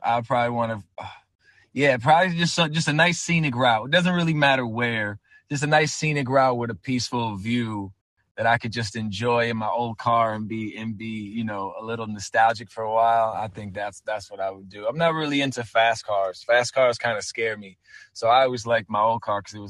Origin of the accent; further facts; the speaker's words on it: Torrington, Connecticut, United States; I'm born and raised in Torrington, Connecticut, which is like northwest corner of Connecticut